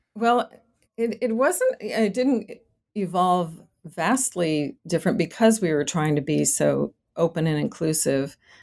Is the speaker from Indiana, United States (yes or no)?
no; Boston, Massachusetts, United States; moved away as an adult; now in Rio Grande Valley, Texas, United States; I was born and raised in Boston, Massachusetts